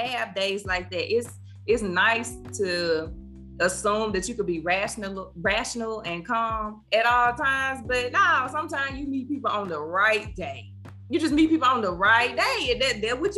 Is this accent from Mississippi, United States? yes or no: yes; Cleveland, Mississippi, United States; I'm from Cleveland, lived there, raised there, went to school up until I went off to college